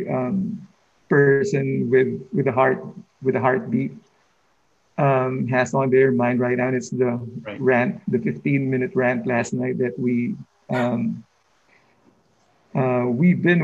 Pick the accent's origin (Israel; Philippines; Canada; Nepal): Philippines; moved away as an adult; now in New York City, United States; I was a teacher in the Philippines for 13 years